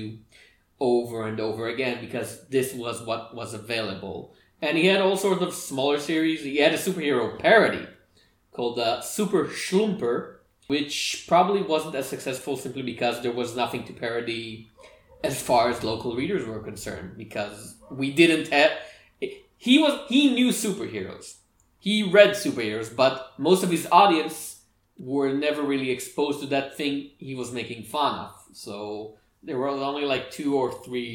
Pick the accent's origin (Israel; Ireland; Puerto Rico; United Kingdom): Israel; I was born and raised in Israel